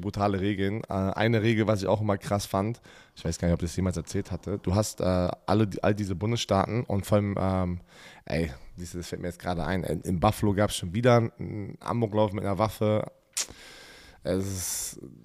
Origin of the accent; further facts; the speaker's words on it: Germany; wir als Deutsche